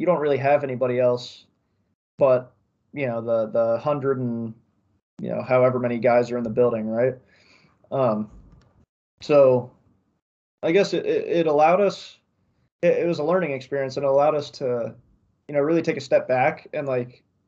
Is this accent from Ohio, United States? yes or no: yes; Columbus, Ohio, United States; moved away; I'm from Columbus